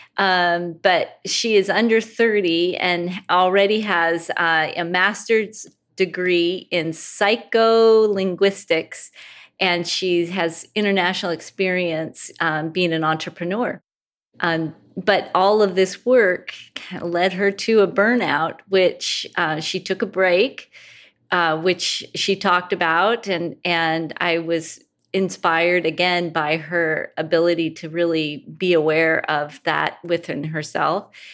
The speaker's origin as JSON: {"language": "English", "region": "Pacific Northwest", "country": "United States", "said": "I'm from the Pacific Northwest"}